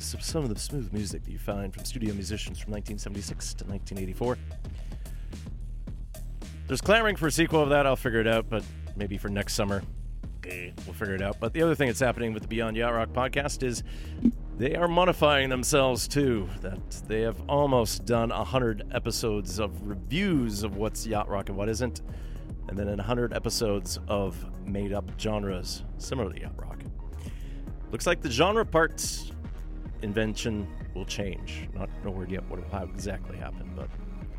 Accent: Thunder Bay, Ontario, Canada; my hometown of Thunder Bay, Ontario.

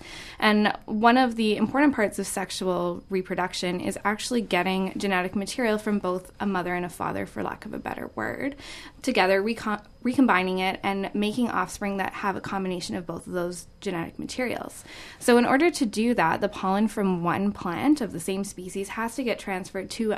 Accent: Edmonton, Alberta, Canada; moved away as an adult; now in Vancouver, Canada; I am from Edmonton as well.

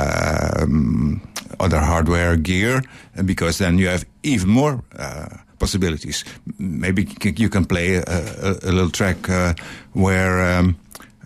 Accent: Netherlands; I'm from Holland.

